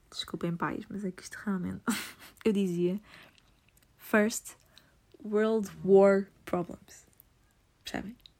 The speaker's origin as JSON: {"language": "Portuguese", "region": "Lisbon", "country": "Portugal", "said": "sou de Lisboa"}